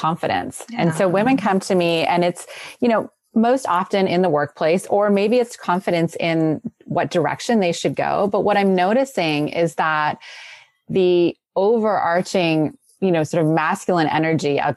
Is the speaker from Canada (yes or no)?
yes; Canada; now in California, United States; I'm originally from Canada